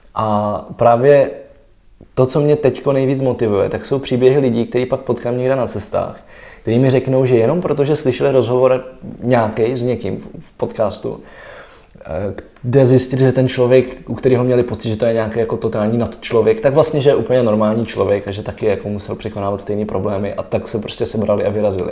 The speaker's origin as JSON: {"language": "Czech", "country": "Czechia", "said": "mám kořeny v Čechách"}